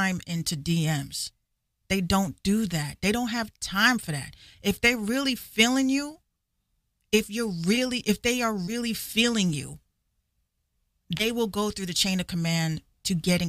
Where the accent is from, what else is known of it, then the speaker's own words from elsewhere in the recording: Yonkers, New York, United States; I grew up in Yonkers